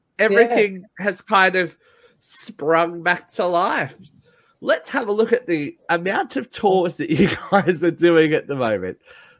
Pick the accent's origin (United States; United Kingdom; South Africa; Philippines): United Kingdom; No twat, I'm British.